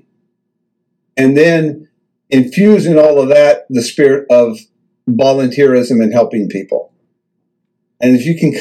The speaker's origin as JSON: {"language": "English", "region": "the Ozarks in southern Missouri", "country": "United States", "tie": "born or raised there", "said": "I grew up in the Ozarks in southern Missouri"}